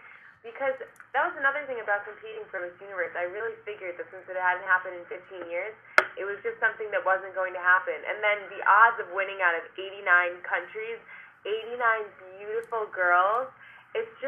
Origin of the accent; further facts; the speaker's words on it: Rhode Island, United States; little Rhode Island where everybody knows everyone